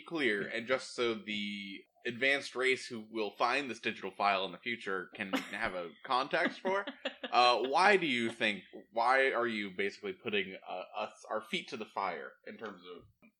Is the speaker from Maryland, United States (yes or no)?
no; Massachusetts, United States; I'm from Massachusetts, and I'm currently living in Massachusetts.